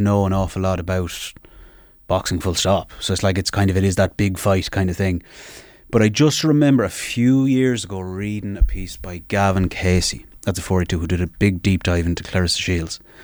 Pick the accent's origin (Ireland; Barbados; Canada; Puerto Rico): Ireland; Sligo, Connacht; I'm from Sligo